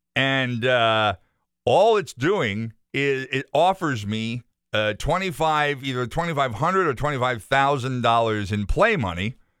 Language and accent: English; Enfield, Connecticut, United States; now in Chicopee, United States; my mother's address, the house that I grew up in in Enfield.